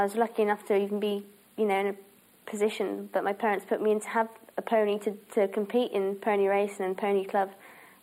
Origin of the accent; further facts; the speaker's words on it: Herefordshire, West Midlands, United Kingdom; moved away; where I was brought up in Herefordshire